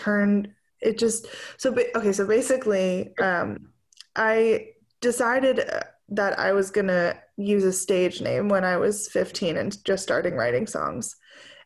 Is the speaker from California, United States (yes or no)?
no; New Jersey, United States; moved away as an adult; also born or lived in Oberlin, Ohio; now in Nashville, United States; I grew up in New Jersey and then went to school at Oberlin in Ohio for music